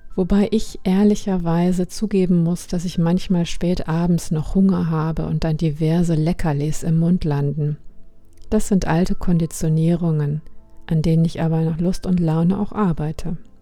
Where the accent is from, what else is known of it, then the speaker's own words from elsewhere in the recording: Germany; bei uns in Deutschland